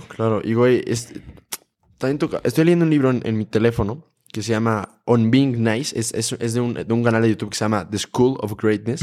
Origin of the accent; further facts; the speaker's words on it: Uruapan, Michoacán, Mexico; yo soy de Uruapan, Michoacán